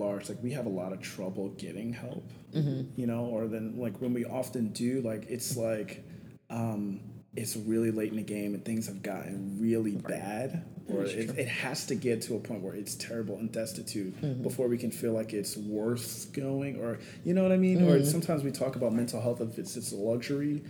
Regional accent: New York City, New York, United States; I grew up in Queens, New York

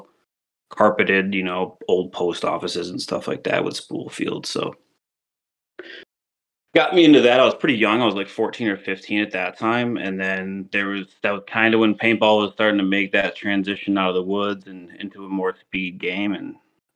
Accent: Rochester, New York, United States; moved away as an adult; also born or lived in Denver, Colorado; I'm from the Rochester, New York area

